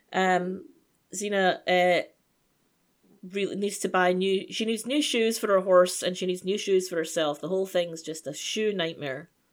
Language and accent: English; United Kingdom; I'm British.